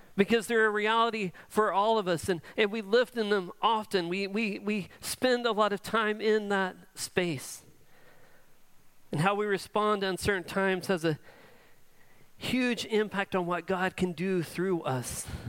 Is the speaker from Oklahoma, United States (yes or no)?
yes; Edmond, Oklahoma, United States; I grew up in Edmond